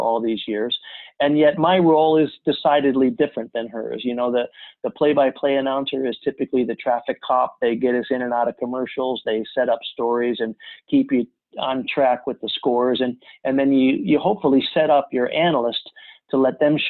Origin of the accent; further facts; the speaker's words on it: Chicago suburbs, Illinois, United States; I'd played lots of sports growing up in the Chicago suburbs